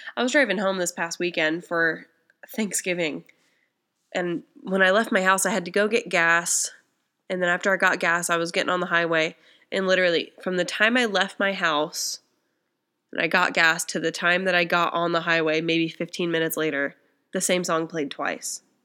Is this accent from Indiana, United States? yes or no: yes; small town Indiana, United States; I'm from Indiana. Um, from small town Indiana